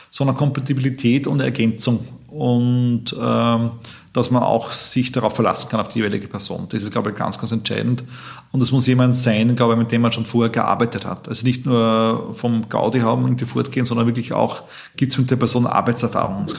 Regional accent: Austria; Ja, es gibt jedes Jahr Studie, wo wir als äh, Österreicher sehr schlecht aussteigen bei der Gründungsdauer

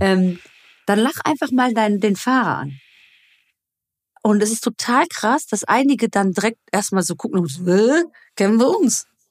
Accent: Germany; bei uns in Deutschland

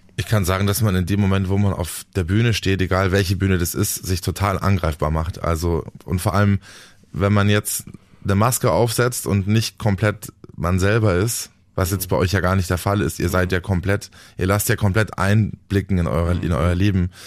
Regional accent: Dachau, Bavaria, Germany; also born or lived in Munich; Ich komme aus München. Ich lebe da auch schon, schon immer. Ich bin geboren in Dachau im Norden von München und äh, wohne da immer noch

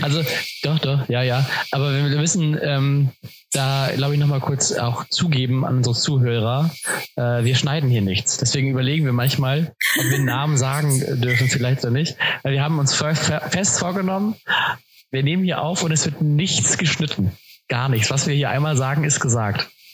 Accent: Cuxhaven, Lower Saxony, Germany; moved away as an adult; in eine WG zu ziehen in, in meiner Heimat, ähm, in Cuxhaven

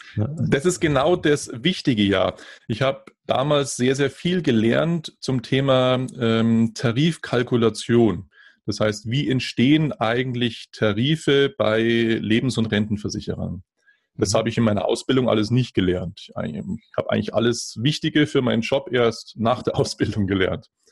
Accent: Germany; bei uns in Deutschland

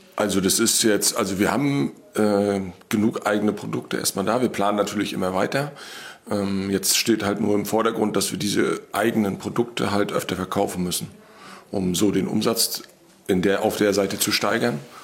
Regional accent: Wismar, Mecklenburg-Vorpommern, Germany; Wir kommen beide aus Wismar

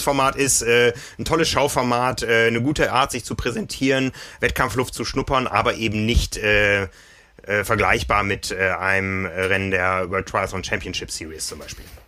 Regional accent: Osnabrück, Lower Saxony, Germany; Ich erinnere mich Anfang der 90er in meiner Heimatstadt

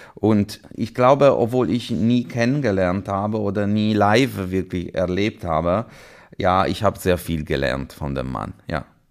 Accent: Chiavari, Liguria, Italy; German is a second language; moved away as an adult; also born or lived in Vienna / Milan / Hanover / Würzburg; now in Essen, Germany; ich bin in Santa Margherita Ligure geboren. Äh, also direkt ist, am Meer? Genau, das ist einfach Aha. diese Nachbarortschaft vom äh, Portofino, die jeder kennt und tatsächlich äh, aufgewachsen in Chiavari

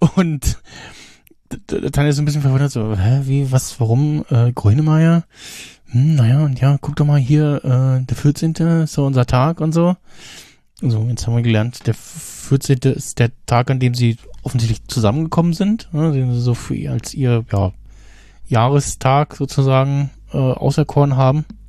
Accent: Germany; als Deutscher

